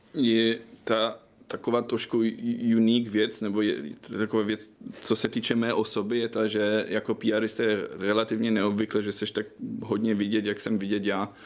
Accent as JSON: {"language": "Czech", "country": "Germany", "second_language": "Czech", "moved": "as an adult", "lives_now": "Prague, Czech Republic", "said": "já jsem teda Němec, co asi víte, já jsem studoval v Německu novinářinu"}